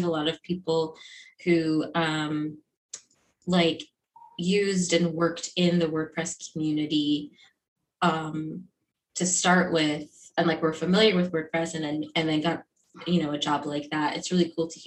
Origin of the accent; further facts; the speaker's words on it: Miami, Florida, United States; I'm also from Miami.